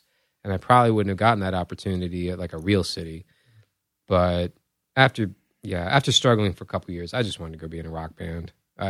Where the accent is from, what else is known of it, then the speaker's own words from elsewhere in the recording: Virginia, United States; we are from the Commonwealth.